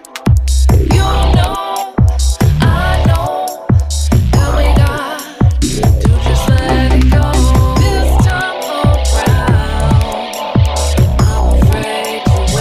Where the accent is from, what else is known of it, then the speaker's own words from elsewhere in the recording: San Diego, California, United States; my hometown, San Diego